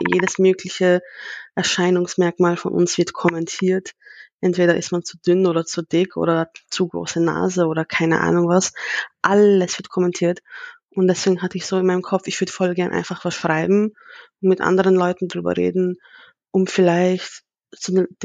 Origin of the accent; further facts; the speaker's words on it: Vienna, Austria; Also ich persönlich, ich bin in Wien geboren und in Wien